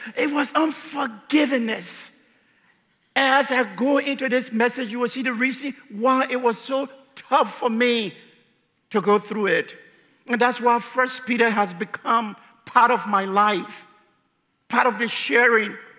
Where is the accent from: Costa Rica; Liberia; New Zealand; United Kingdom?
Liberia; moved away; I'm from Liberia.